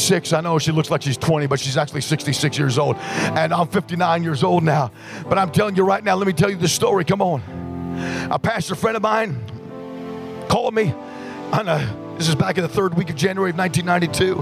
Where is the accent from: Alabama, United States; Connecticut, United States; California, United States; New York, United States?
New York, United States; New York City; moved away as an adult; now in Los Angeles, United States; I grew up in New York City